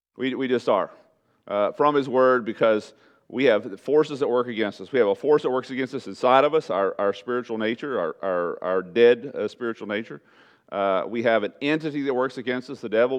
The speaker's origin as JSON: {"language": "English", "region": "Southeast Texas", "country": "United States", "tie": "born or raised there", "moved": "yes", "said": "in Southeast Texas, everybody went to church"}